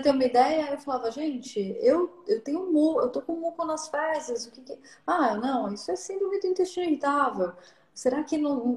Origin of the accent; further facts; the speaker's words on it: São Paulo, Brazil; eu sou de São Paulo